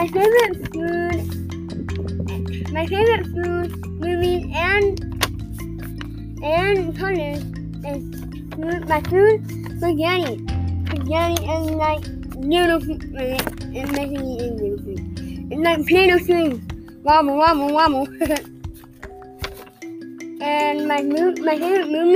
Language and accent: English; San Angelo, Texas, United States; also born or lived in Midland, Texas; I was born in Midland. I moved to San Angelo, I was born in Midland. And I moved to San Angelo in 2015 when I was 5 years old